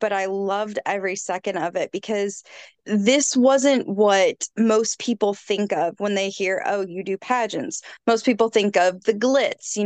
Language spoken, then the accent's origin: English; College Station, Texas, United States; I am from College Station, Texas